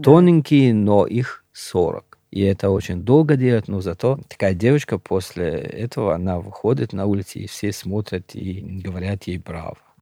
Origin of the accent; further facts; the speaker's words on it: Pamir, Gorno-Badakhshan, Tajikistan; first language Shughni; Russian is a second language; now in Moscow, Russia; я родился на Памире, вырос там